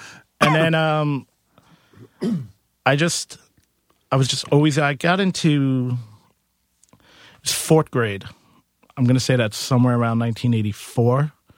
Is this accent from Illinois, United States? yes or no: no; Queens, New York, United States; I'm from Queens.